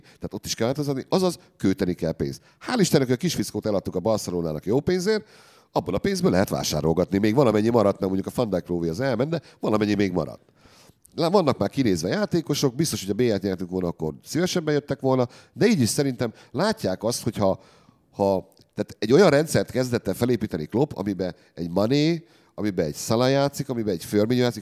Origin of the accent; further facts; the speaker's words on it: Debrecen, Hajdú-Bihar, Hungary; Én debreceni vagyok, és Debrecen szurkoló volt.